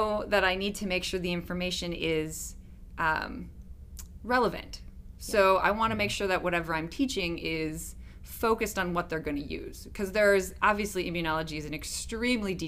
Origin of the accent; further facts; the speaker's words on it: Wisconsin, United States; moved away as an adult; also born or lived in Pennsylvania; I'm originally from Wisconsin